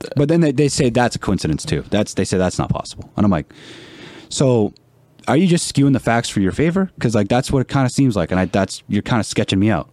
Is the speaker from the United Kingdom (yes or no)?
no; Canada; as a Canadian